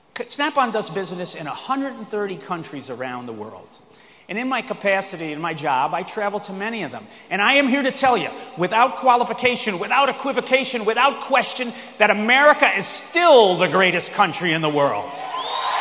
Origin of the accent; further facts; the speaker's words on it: New York, United States; also born or lived in Massachusetts; now in Illinois, United States; I was born in the Empire State, New York